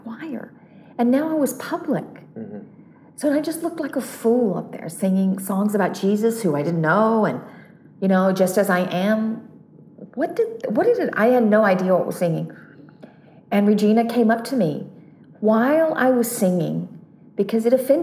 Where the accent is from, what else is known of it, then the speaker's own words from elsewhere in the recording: North Carolina, United States; growing up in North Carolina, which is on the eastern part of the U.S.